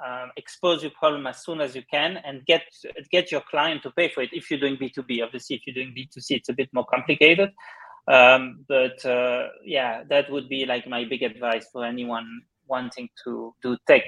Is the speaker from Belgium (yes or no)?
yes; Belgium; accent: Belgian; No, I kind of lost my Belgian accent, I think, but people can maybe hear there's something very subtle, but they usually struggle to identify it.